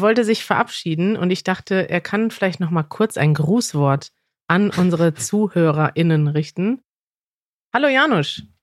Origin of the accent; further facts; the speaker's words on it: Germany; ich komme aus Deutschland